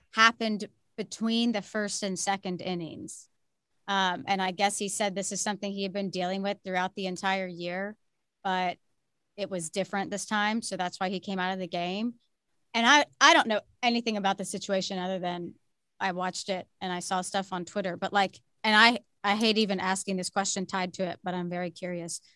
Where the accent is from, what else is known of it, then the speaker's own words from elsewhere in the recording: Houston, Texas, United States; moved away; I grew up a very big Astros fan. I'm from Houston.